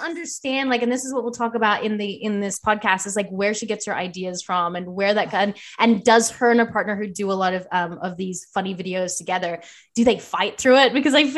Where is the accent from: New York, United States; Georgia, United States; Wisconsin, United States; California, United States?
California, United States; Los Angeles; And growing up in Los Angeles, like for me, I'm at this place with Los Angeles where I really love it